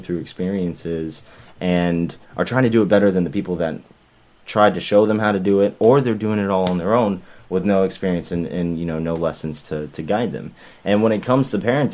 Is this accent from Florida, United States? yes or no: yes; Florida, United States; also born or lived in Tulsa, Oklahoma; I grew up in Florida primarily